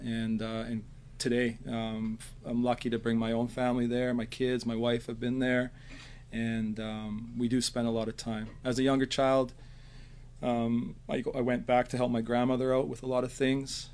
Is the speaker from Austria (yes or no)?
no; Nanaimo, British Columbia, Canada; Born, raised here in beautiful um, Nanaimo